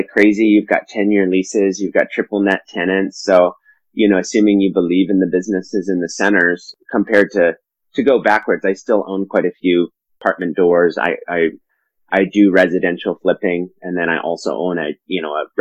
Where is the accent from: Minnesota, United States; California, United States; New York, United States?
California, United States; Silicon Valley; also born or lived in Colorado; I was born in Colorado, but moved to California before I can remember. I grew up in Silicon Valley